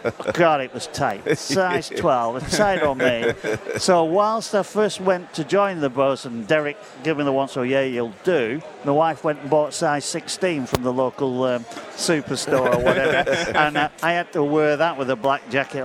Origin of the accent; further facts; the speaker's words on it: Leigh, North West England, United Kingdom; It was my 25th Challenge Cup final, and it's my hometown club.